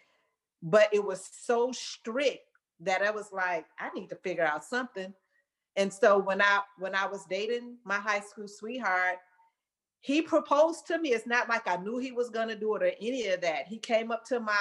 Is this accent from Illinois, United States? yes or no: yes; Chicago, Illinois, United States; now in Dallas, United States; Born and raised in Chicago.